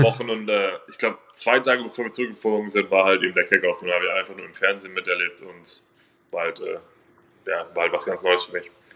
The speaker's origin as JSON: {"language": "German", "area": "15 minutes from the Munich Cowboys", "region": "Bavaria", "country": "Germany", "tie": "born or raised there", "moved": "yes", "said": "ein Team 15 Minuten entfernt von, äh, wo ich aufgewachsen bin"}